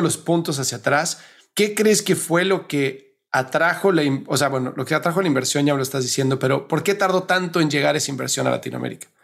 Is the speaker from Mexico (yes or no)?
yes; Mexico; como decimos en México